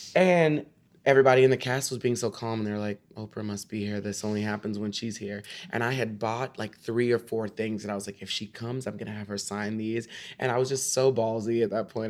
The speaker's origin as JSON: {"language": "English", "region": "Texas", "country": "United States", "said": "I was from Texas"}